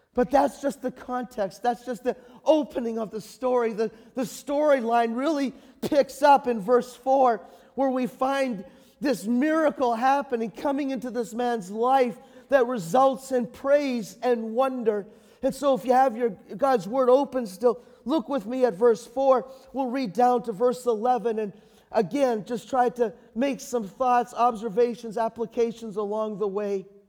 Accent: Canada; I'm a Canadian

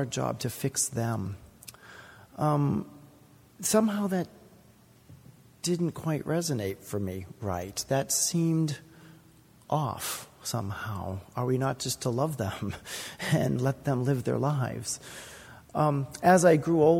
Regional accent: Boston, Massachusetts, United States; I grew up in the Conservative Baptist Church in Boston

